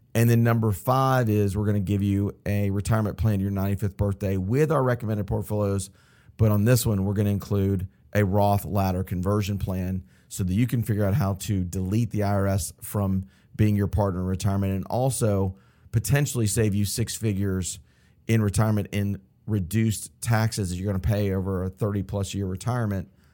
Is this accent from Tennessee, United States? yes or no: no; Atlanta, Georgia, United States; I'm from Atlanta. I grew up in Buckhead, um, went to Westminster High School, local here in Atlanta